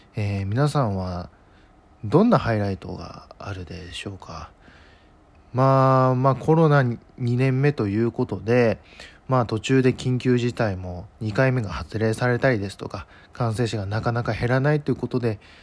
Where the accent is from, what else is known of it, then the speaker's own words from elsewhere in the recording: Ishikawa, Japan; 我が地元石川にですね